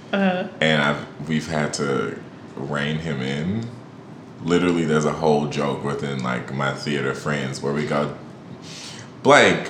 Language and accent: English; St. Louis, Missouri, United States; I'm from St. Louis.